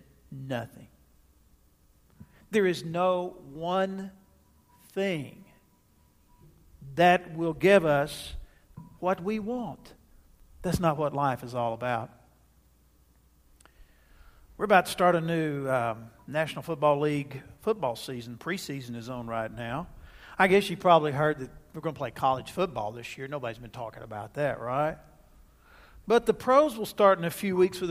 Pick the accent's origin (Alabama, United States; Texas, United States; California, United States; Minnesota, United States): Texas, United States; Jacksonville; My hometown of Jacksonville, Texas